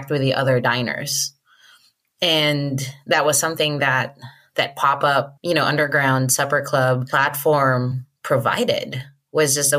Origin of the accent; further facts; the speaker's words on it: Iloilo City, Western Visayas, Philippines; moved away as an adult; now in United States; I grew up in Iloilo City, which is an island in the Philippines. I immigrated when I finished college.